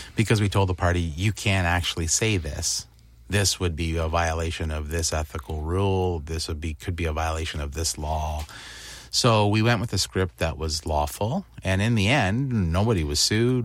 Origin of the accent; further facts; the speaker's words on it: Windsor, Ontario, Canada; I grew up in Windsor